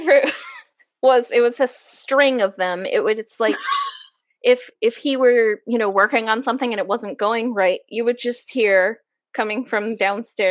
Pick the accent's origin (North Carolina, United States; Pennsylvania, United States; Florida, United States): Pennsylvania, United States; Exeter Township; moved away as an adult; also born or lived in Reading, Pennsylvania / Philadelphia; I actually grew up in Elsis Township.